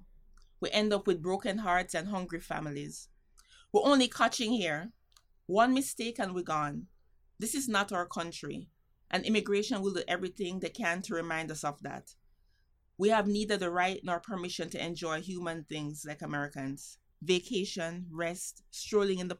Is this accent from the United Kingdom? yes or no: no; Jamaica; now in New York City, United States; for me, being Jamaican